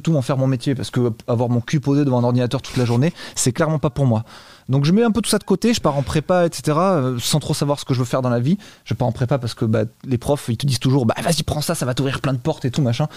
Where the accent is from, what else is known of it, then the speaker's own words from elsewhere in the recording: Bordeaux, Nouvelle-Aquitaine, France; now in Malaga, Spain; Je viens de Bordeaux